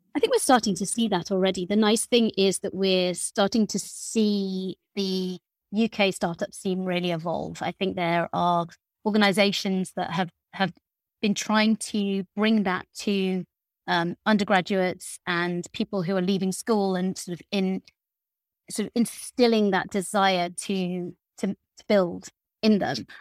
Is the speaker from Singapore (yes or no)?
no; Lincolnshire, East Midlands, United Kingdom; I grew up in Lincolnshire